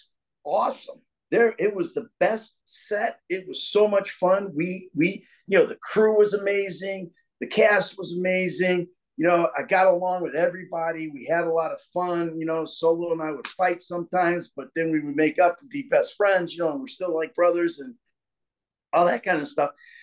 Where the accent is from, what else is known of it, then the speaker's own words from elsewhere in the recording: Danville, Illinois, United States; also born or lived in New York; now in Atlanta, United States; my hometown, Danville, Illinois